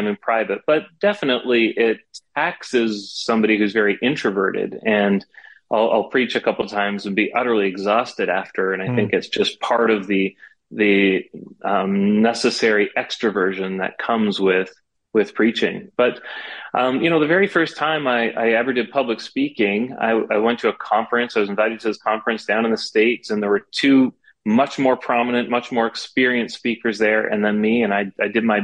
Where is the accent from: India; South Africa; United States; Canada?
Canada; Toronto, Ontario; came back to Toronto after some time as committed Presbyterian. So I was raised in the Presbyterian churches